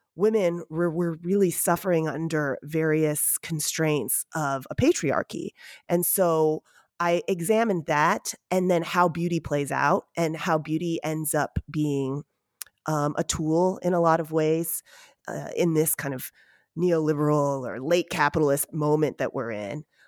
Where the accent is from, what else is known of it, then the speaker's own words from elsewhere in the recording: United States; also born or lived in Seoul, South Korea; I'm Asian American